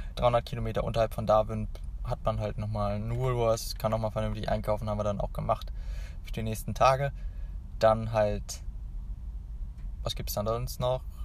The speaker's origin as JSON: {"language": "German", "town": "Hanover", "region": "Lower Saxony", "country": "Germany", "said": "ich komme ja aus Hannover"}